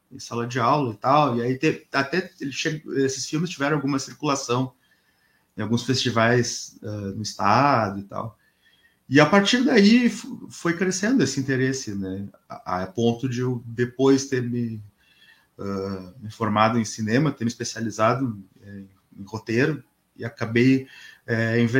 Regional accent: Porto Alegre, Rio Grande do Sul, Brazil; born there; E eu nasci em Porto Alegre, mas ah, a minha família é de uma cidade aqui perto, que é uma cidade chamada Tapes, que é uma cidade do interior uh, no Rio Grande do Sul

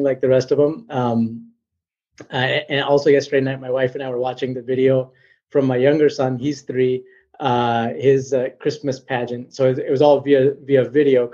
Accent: Glendale, Wisconsin, United States; now in Brown County, Wisconsin, United States; I grew up in Glendale, which is a suburb that's just north of Milwaukee, about 10 miles north of Milwaukee

